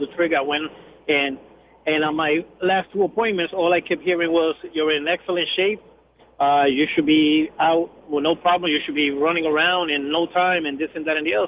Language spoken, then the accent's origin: English; Orlando, Florida, United States; now in Kissimmee, United States; I'm from Orlando. I live in Kissimmee.